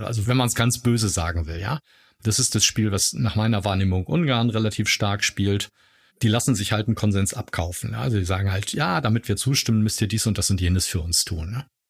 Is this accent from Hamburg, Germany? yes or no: yes; Hamburg, Germany; moved away as an adult; now in Heidelberg, Germany; Hamburger, lebe aber jetzt schon seit ganz vielen Jahren in Heidelberg